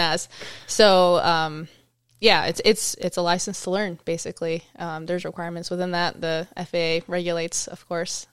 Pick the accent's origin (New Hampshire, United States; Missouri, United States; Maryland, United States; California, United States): California, United States; moved away as an adult; now in Alaska, United States; I grew up in California